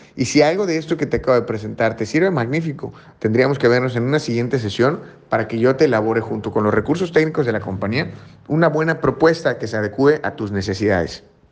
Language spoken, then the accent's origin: Spanish; Mexico; como mexicanos